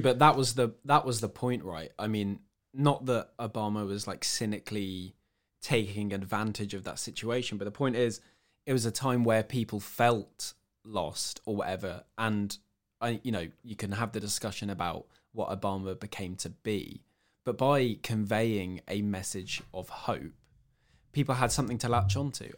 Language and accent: English; Cambridge, East of England, United Kingdom; I'm from Cambridge in the UK